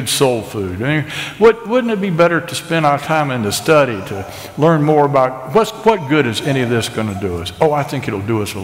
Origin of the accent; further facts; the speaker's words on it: Asheville, North Carolina, United States; I'm an American. I'm a Southerner. I'm an Ashevillian.